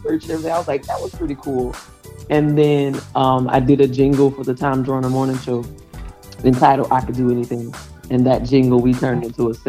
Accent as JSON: {"language": "English", "town": "New Orleans", "region": "Louisiana", "country": "United States", "said": "I am from New Orleans, Louisiana."}